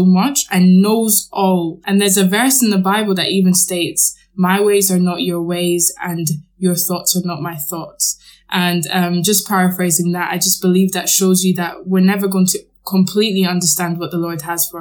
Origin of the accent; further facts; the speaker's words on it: Scotland, United Kingdom; I grew up in Scotland and I went to a Catholic school.